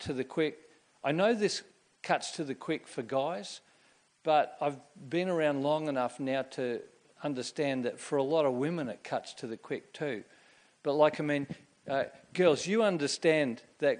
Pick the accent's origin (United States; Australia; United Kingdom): Australia; Queensland; I grew up in Queensland in the 1960s and 1970s